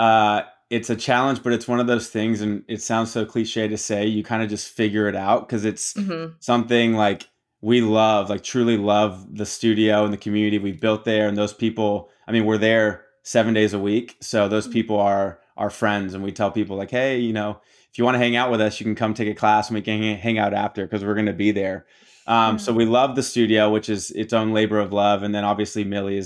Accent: Tampa, Florida, United States; also born or lived in Miami, Florida / Tallahassee, Florida / Austin, Texas; I was born in Miami, grew up in Tampa, Florida

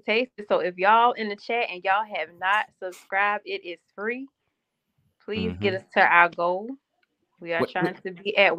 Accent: Savannah, Georgia, United States; born there; also born or lived in South Carolina; No, Savannah.

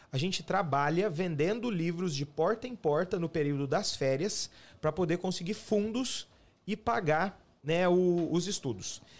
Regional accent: Camanducaia, Minas Gerais, Brazil; moved away as an adult; also born or lived in Hortolândia, São Paulo; now in United States; eu sou do sul de Minas, né? De Camanducaia, uma cidade no interior de, de, de, Minas, divisa com São Paulo, né? Uma megalópole aí de mais ou menos 20 mil habitantes, uma cidade é, de muita gente boa, é uma cidade bem gostosa, interiorana, fica num alto, né?

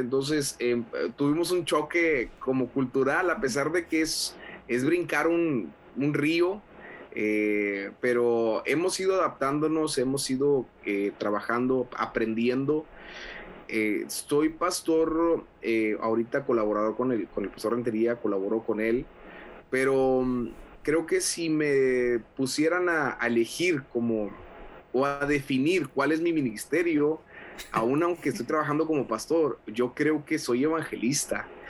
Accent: Monterrey, Nuevo León, Mexico; moved away as an adult; also born or lived in Sabinas Hidalgo, Nuevo León, Mexico; now in Laredo, United States; nací en la ciudad de Sabinas, Hidalgo, Nuevo León. Mis papás ah, se convirtieron en la iglesia del pastor Rogelio Rivas, ah. en Libro Los Valles. Este, posteriormente papá y mis papás viajan a, instalarse en Monterrey

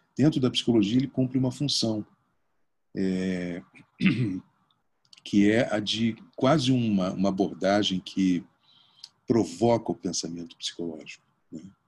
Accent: Porto Alegre, Rio Grande do Sul, Brazil; moved away; also born or lived in Bagé; Eu passei todas as minhas férias quando morava em Porto Alegre, né, eu sou, eu sou gaúcho

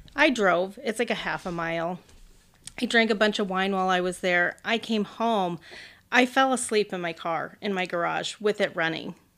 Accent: central Illinois, United States; also born or lived in Oakland, California; now in Arizona, United States; I was born in Oakland, but when I was six weeks old, we moved to Illinois, like, central Illinois, so m, mainly farmlands

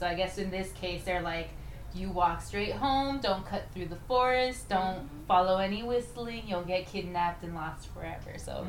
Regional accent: Los Angeles, California, United States; We're in California, by the way. We're from LA.

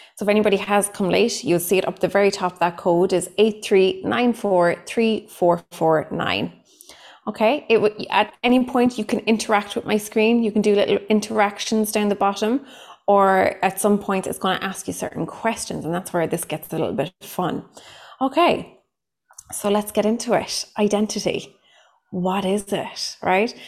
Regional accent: Cork, Munster, Ireland; accent: thick Cork; I am a psychotherapist from Cork in Ireland. So, what comes with that is a very thick Cork accent

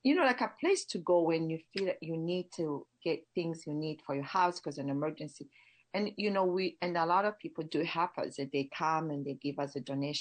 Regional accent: Kibuye, Western Province, Rwanda; also born or lived in Montreal, Canada; now in Sonoma, United States; I grew up in Kibuye

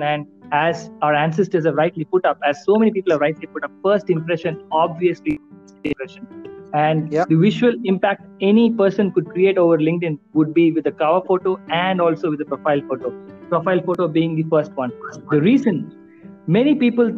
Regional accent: India; me being an Indian

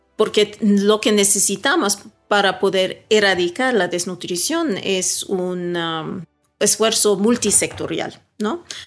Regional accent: Sweden; moved away as an adult; also born or lived in Caracas, Venezuela; now in Ecuador; yo crecí en Suecia

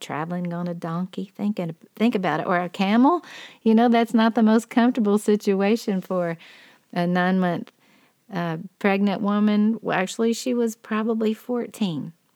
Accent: Dalton, Georgia, United States; now in Ringgold, United States; I was raised in Dalton, Georgia

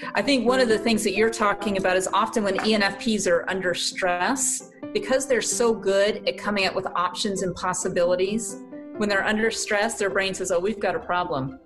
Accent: South Carolina, United States; accent: southern; moved away as an adult; now in Canton, United States; born and raised in South Carolina. Ended up here in Canton, Ohio

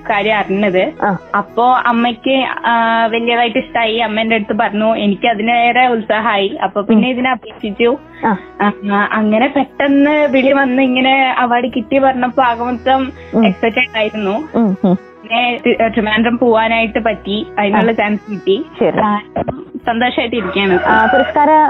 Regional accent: Sultan Bathery, Kerala, India; വീട് {S1} കുപ്പാടി തന്നെയാണ് സുൽത്താൻ ബത്തേരി തന്നെ

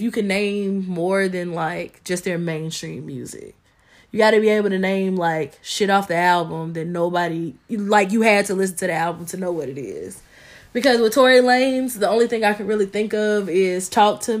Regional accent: Tennessee, United States; I'm from Tennessee.

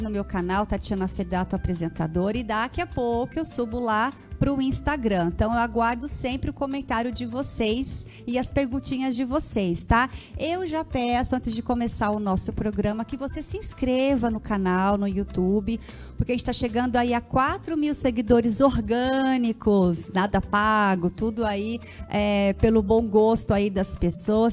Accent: Caçapava, São Paulo, Brazil; eu mesma sou de Caçapava

